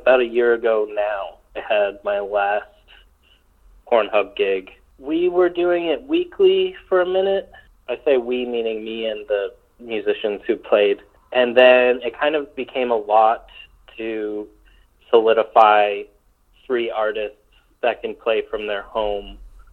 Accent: New York, United States; moved away; I'm from New York originally, and so I still have some roots there

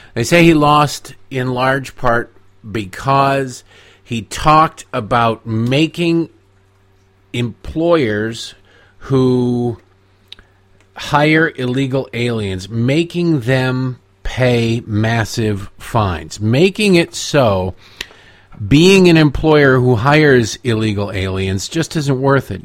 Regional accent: United States; I am a Native American

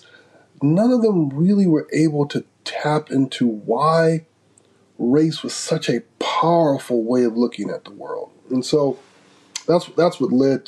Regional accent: Grand Rapids, Michigan, United States; I was born and raised in Grand Rapids, Michigan, which is, I like to say, the most theological city in the United States.

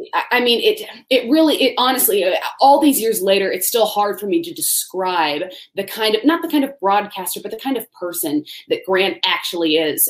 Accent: Tallahassee, Florida, United States; moved away; I grew up in Tallahassee, Florida

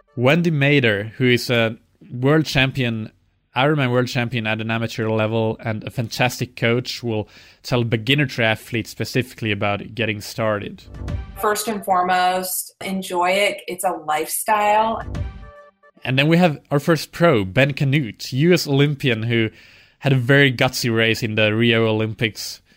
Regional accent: Finland; I'm from Finland

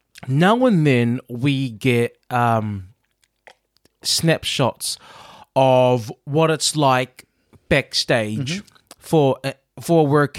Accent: Chicago, Illinois, United States; I am from Chicago.

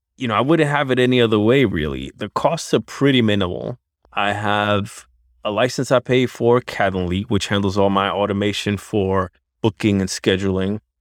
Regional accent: New York City, New York, United States; That's my hometown, Spanish Harlem at Barrio, one hundred fifth and First, East River Projects, Born and Bred

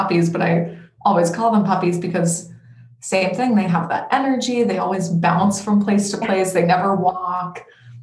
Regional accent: Denver, Colorado, United States; now in Portland, United States; I am originally from Denver, Colorado, but I live in Portland, Oregon right now.

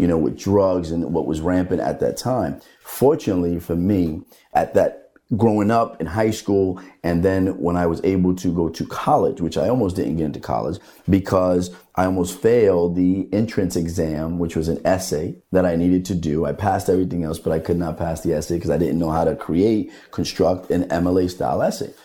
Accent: Hoboken, New Jersey, United States; growing up in the Hoboken Housing Authority

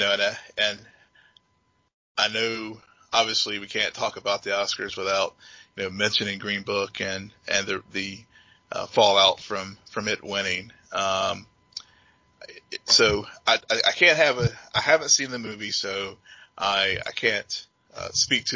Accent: the South, United States; growing up in the South

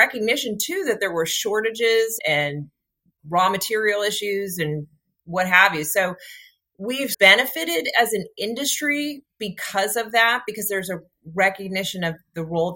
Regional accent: Washington, District of Columbia, United States; I am a Washington, D.C. native, which we're a rarity because this is a very transient town

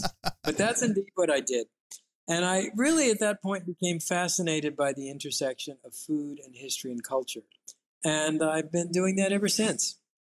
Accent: United States; for me as an American

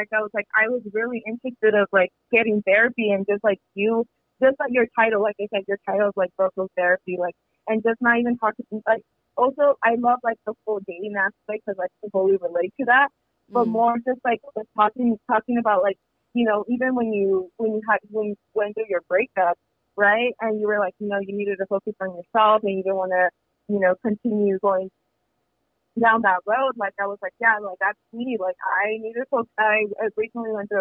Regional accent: Fresno, California, United States; I'm from Fresno.

